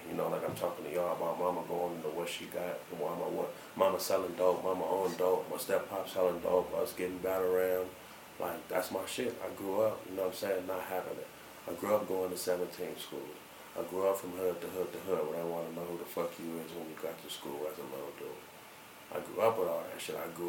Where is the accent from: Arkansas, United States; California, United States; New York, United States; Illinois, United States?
California, United States; Long Beach; moved away as an adult; now in Denver, United States; I was from Long Beach